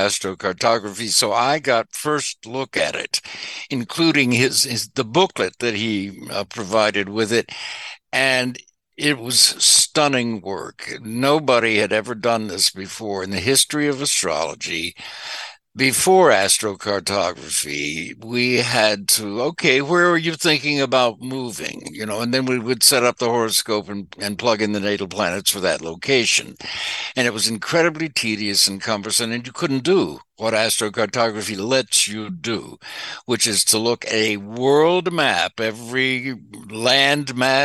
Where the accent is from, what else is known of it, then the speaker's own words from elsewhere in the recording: Arkansas, United States; moved away as an adult; also born or lived in Shreveport, Louisiana; now in Los Angeles, United States; now I was born in Shreveport, Louisiana, grew up in Arkansas